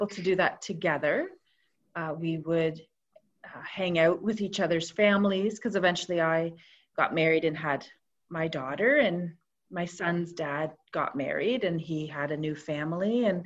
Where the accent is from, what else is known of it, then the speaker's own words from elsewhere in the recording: Toronto, Ontario, Canada; moved away as an adult; also born or lived in Roseneath, Canada; now in Cobourg, Canada; I grew up in Toronto and slowly moved out this way through the years